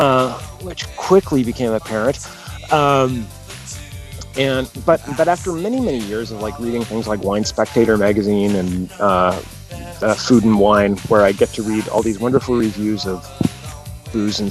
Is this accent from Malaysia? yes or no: no; Canada